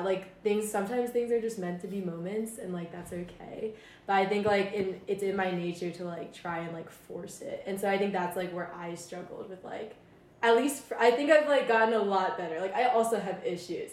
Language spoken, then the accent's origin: English; Maryland, United States; moved away as an adult; I'm from Maryland